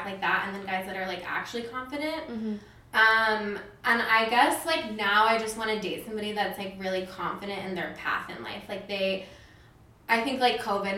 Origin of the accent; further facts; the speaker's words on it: Las Vegas, Nevada, United States; moved away as an adult; also born or lived in London / Indiana; I was born and raised in Las Vegas